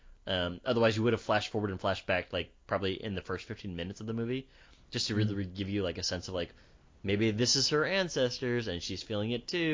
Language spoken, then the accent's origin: English; North Carolina, United States; And I was like, I'm from North Carolina or whatever.